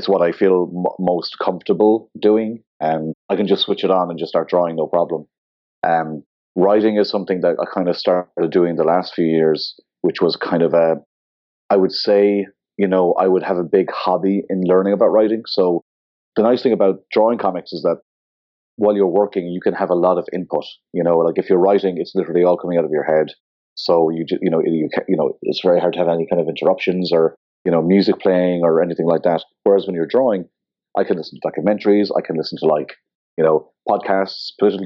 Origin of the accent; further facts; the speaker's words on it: Ireland; also born or lived in Scotland / New York; Location-wise, I'm from Ireland, and yeah, so I live and work in Dublin